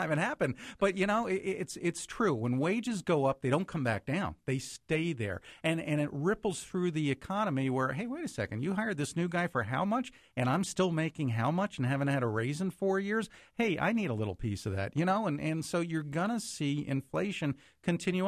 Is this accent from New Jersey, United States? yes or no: yes; New Jersey, United States; now in Cincinnati, United States; I still keep in touch with friends that I grew up with, because I grew up in New Jersey